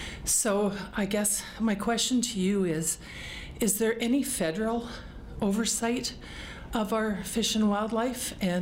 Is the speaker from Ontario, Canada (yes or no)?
no; Newfoundland and Labrador, Canada; now in Alberta, Canada; I'm from Newfoundland